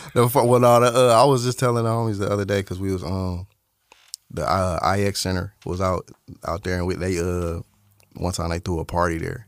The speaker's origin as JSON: {"language": "English", "town": "East Cleveland", "region": "Ohio", "country": "United States", "tie": "born or raised there", "also_born_or_lived": "Warrensville Heights, Ohio", "said": "I grew up in East Cleveland, which is, like, pretty small, for real."}